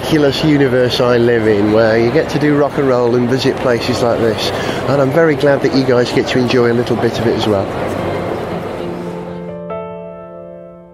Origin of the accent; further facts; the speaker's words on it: Wales, United Kingdom; I'm a Welshman in New York.